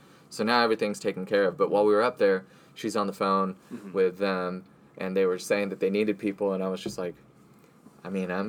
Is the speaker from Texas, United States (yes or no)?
yes; Harlingen, Texas, United States; moved away as an adult; also born or lived in College Station, Texas; now in Austin, United States; I'm from South Texas. South Texas. Yeah. Harlingen.